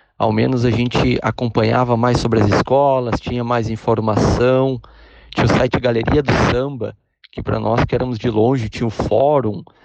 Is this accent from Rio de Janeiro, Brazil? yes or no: no; Porto Alegre, Rio Grande do Sul, Brazil; Eu sou de Porto Alegre